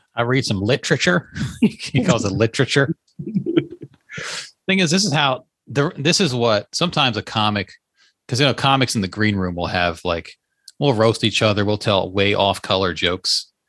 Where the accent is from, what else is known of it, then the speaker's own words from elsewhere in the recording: Leesburg, Virginia, United States; moved away; I was in my hometown by the way yesterday, Leesburg, Virginia